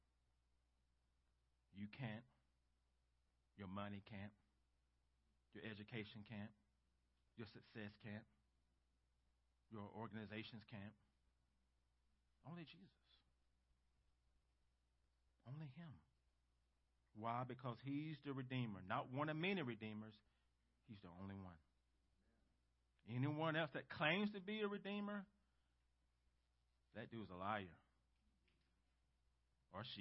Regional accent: United States; us as American Christians

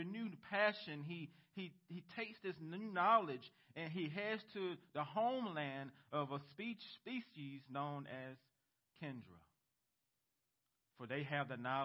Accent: United States; as American Christians

